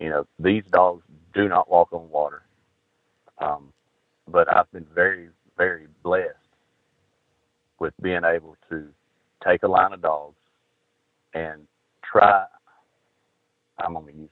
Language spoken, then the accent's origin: English; Georgia, United States; I'm from Georgia. If I wanted to live in the snow, if I'd go hunting in the snow, I'd want to move to Michigan or Indiana or something.